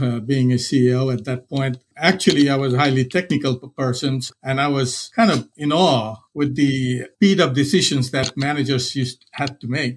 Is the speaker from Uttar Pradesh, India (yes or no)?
yes; Varanasi, Uttar Pradesh, India; moved away as an adult; I grew up in India. It's a place called Banaras.